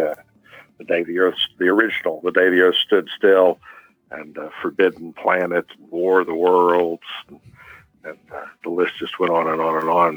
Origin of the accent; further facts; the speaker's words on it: Tulsa, Oklahoma, United States; here in my hometown, Tulsa, Oklahoma